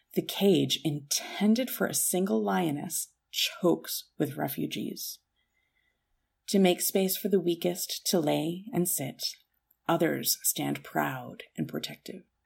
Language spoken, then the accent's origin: English; Canada; as a Canadian